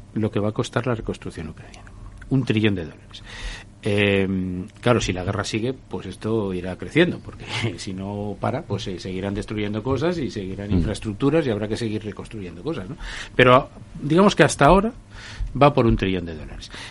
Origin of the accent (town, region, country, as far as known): Spain